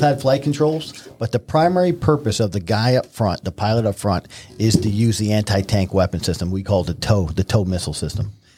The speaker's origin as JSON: {"language": "English", "town": "Newburgh", "region": "New York", "country": "United States", "tie": "born or raised there", "said": "I grew up in Newburgh, New York"}